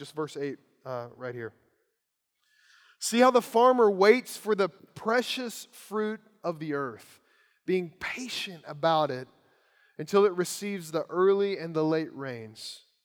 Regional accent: Lawrenceburg, Kentucky, United States; The house I grew up in Lawrenceburg, Kentucky, on one side of it, there was a tobacco farm.

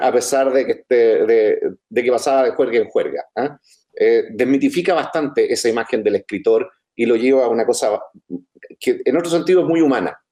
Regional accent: Chile

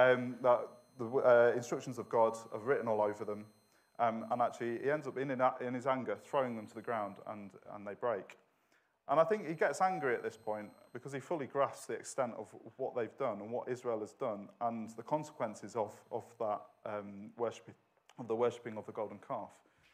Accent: Manchester, North West England, United Kingdom; accent: Manchester; I'm originally from the best city in the world, which is Manchester, although my accent has softened a little bit.

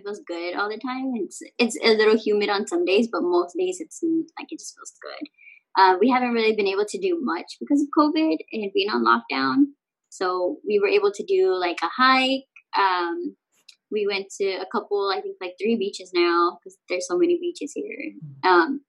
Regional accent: San Antonio, Texas, United States; moved away as an adult; now in Hawaii, United States; So I grew up in the south side of San Antonio. Born and raised in the south side.

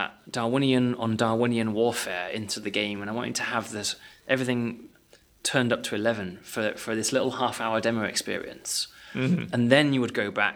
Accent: United Kingdom; because we're British

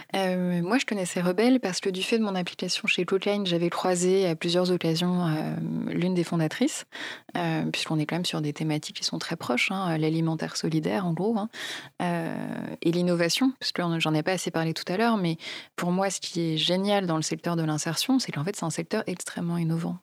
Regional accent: Poissy, Île-de-France, France; also born or lived in Maisons-Laffitte; now in Courbevoie, France; j'ai grandi euh, donc à Poissy, dans les Yvelines

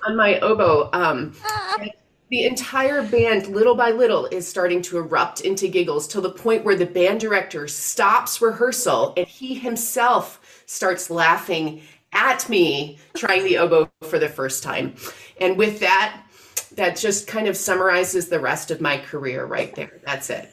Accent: outside of Syracuse, New York, United States; I grew up outside of Syracuse, New York

